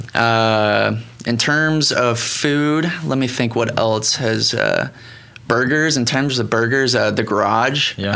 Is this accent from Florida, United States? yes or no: yes; Cocoa Beach, Florida, United States; moved away as an adult; also born or lived in Miami / Montana; I grew up in Florida, Cocoa Beach, uh-huh. um, about three hours north of Miami. Okay. And lived there for 18 years